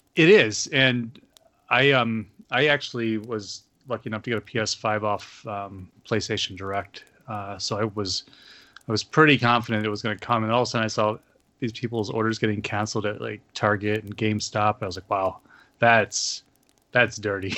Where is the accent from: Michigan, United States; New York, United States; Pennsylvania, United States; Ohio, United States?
New York, United States; Olean; moved away; where I grew up in Olean, that area is, is the foothills of the Appalachian Mountains